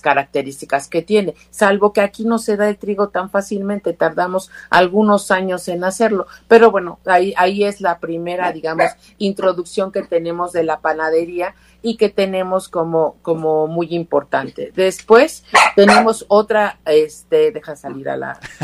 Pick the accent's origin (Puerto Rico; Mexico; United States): Mexico